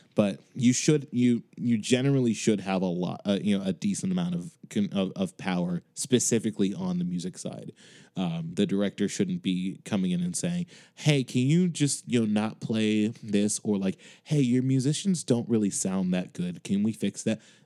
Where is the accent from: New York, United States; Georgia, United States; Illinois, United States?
Illinois, United States; Chicago; now in Boston, United States